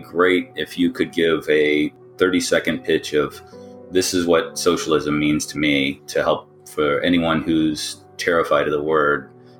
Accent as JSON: {"language": "English", "region": "Midwest", "country": "United States", "tie": "born or raised there", "said": "Growing up in the Midwest"}